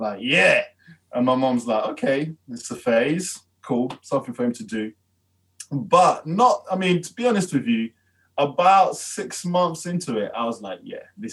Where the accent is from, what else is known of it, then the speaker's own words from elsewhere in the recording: London, United Kingdom; I grew up in Peckham